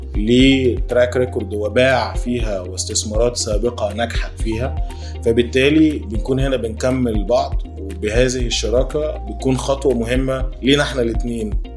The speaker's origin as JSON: {"language": "Arabic", "country": "Egypt", "said": "احنا من مصر"}